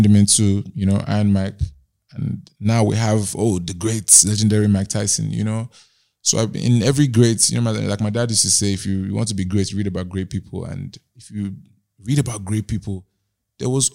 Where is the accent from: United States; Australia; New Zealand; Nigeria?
Nigeria; Growing up in Nigeria